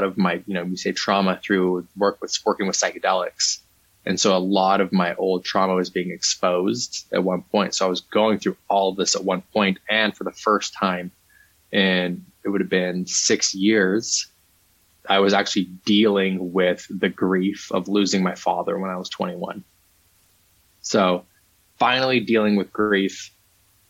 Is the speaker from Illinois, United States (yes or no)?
no; Utah, United States; I grew up Mormon in Utah